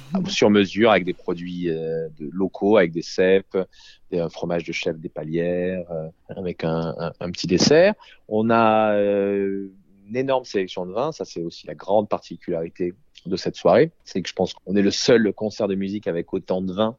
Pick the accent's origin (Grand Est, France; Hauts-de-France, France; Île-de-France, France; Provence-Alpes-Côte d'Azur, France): Provence-Alpes-Côte d'Azur, France; Courthézon; j'ai grandi euh, à Beaucastel